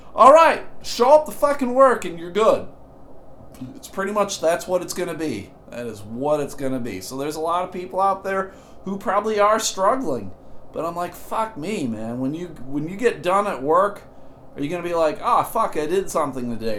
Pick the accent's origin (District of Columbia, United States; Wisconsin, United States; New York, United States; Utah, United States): New York, United States; Buffalo; moved away; also born or lived in Massachusetts; I grew up in Buffalo, and in Buffalo, it is uh, pop